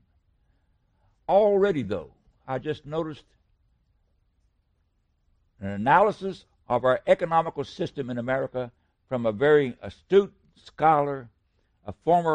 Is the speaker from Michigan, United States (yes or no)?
no; West Virginia, United States; he's from my home state